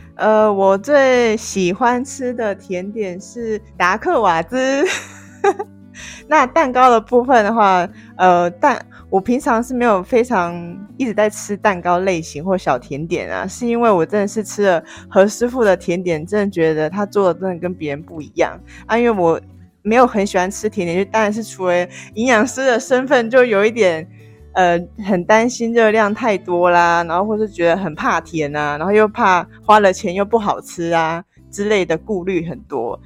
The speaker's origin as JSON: {"language": "Chinese", "region": "Kaohsiung", "country": "Taiwan", "moved": "as an adult", "lives_now": "Taipei, Taiwan", "said": "那我来自高雄"}